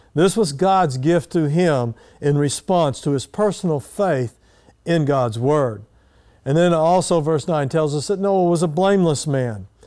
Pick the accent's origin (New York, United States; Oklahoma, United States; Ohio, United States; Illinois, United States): Oklahoma, United States; Eden; when I was a little boy growing up in Eden, Oklahoma